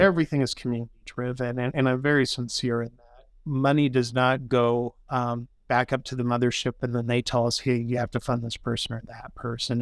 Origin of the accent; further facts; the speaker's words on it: Grand Junction, Colorado, United States; also born or lived in Boulder, Colorado; I was born and raised here in Grand Junction